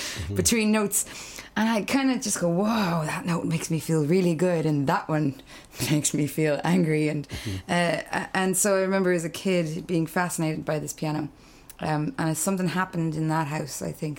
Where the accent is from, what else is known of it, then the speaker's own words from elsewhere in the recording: Clare, Munster, Ireland; also born or lived in Dublin; I'm from Clare.